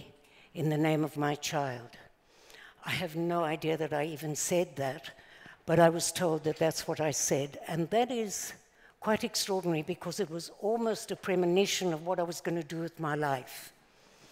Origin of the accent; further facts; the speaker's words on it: South Africa; now in Israel; As you probably recognize by now, I'm not exactly an Israeli accent. So I was born in South Africa